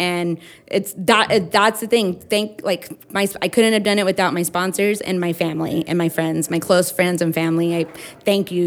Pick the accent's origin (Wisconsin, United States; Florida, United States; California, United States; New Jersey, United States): California, United States; Riverside; Riverside is my hometown